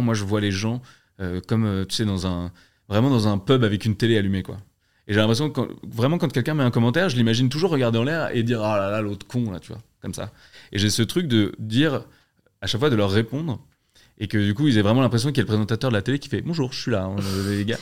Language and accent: French; Alsace, Grand Est, France; je suis alsacien